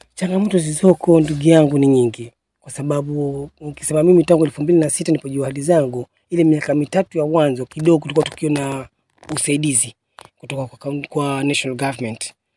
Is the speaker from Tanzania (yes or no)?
no; Tezo, Kilifi County, Kenya; also born or lived in Shauri Moyo, Mkomani (ancestral); kutoka Tezo, ni Kilifi North sub Tezo ni kwa hali ambako baba yetu alihamia